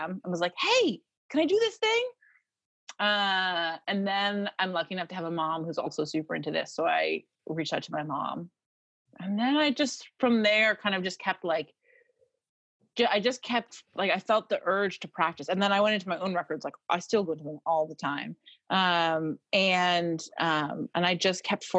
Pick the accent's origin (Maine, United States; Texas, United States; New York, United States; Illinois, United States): Maine, United States; moved away; also born or lived in Boston; I'm from Maine